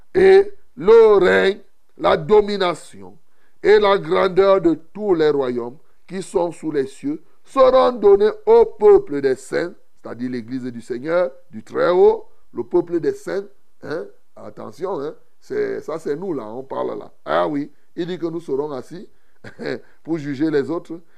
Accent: Cameroon; ici chez nous au Cameroun

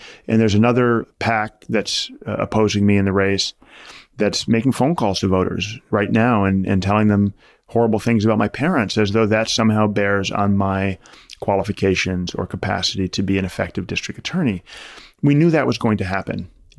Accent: New York City, New York, United States; born there; And so for me, it really began when I was born in 1980 in New York City.

